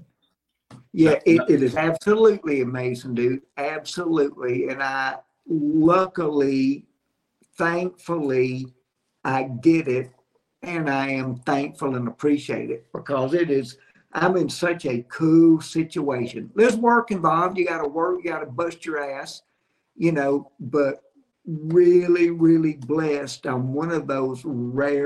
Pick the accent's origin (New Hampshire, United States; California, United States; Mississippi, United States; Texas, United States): Mississippi, United States; Jackson; moved away as an adult; also born or lived in Andalusia, Alabama / Nashville, Tennessee; now in Alabama, United States; I grew up in Jackson, Mississippi, and started my comedy career there